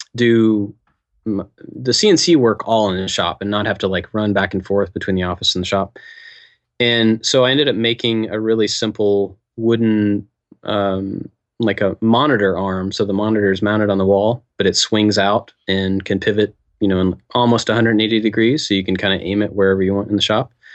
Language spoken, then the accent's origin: English; Kentucky, United States; moved away; growing up in Kentucky